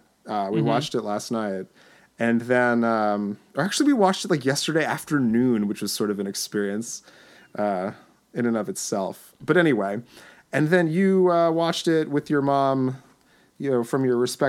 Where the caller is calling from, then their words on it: Lawrenceville, New Jersey, United States; I'm happy to report that I'm recording here from Lawrenceville, New Jersey on this Mother's Day 2016